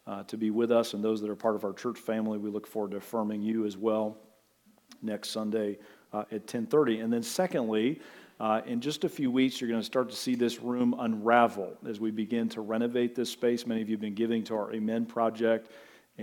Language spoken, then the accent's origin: English; Butler, United States; I can think back to my formative years growing up in Butler, the big sprawling metropolis of Butler